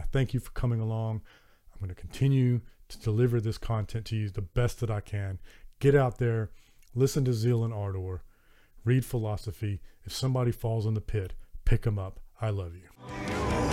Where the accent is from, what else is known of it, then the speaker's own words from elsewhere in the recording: Southern United States, United States; accent: Southern American; my Southern American accent